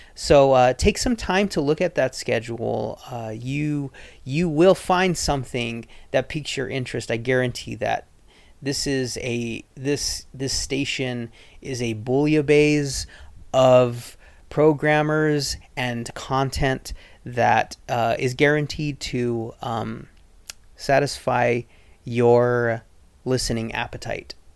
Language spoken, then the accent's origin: English; southern Arizona, United States; now in Rogue Valley, Oregon, United States; I am originally from southern Arizona.